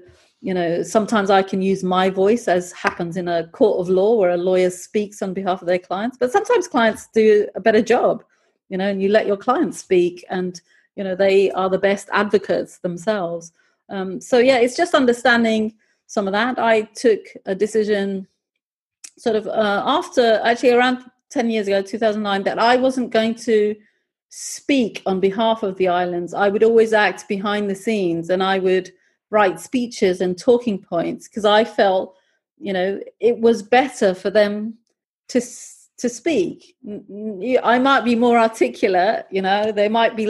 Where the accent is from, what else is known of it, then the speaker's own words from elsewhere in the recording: United Kingdom; accent: British; also born or lived in Pakistan; I'm originally Pakistani. I often wear my Pakistani clothes. And so, and I've grown up in Britain. I have a great, you know, I have a British accent